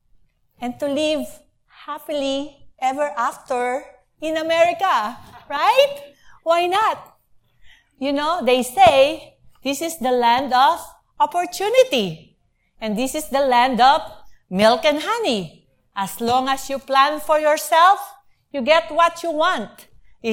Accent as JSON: {"language": "English", "country": "Philippines", "moved": "as an adult", "lives_now": "United States", "said": "I'm a college graduate. I came from the Philippines. I have a very nice job there."}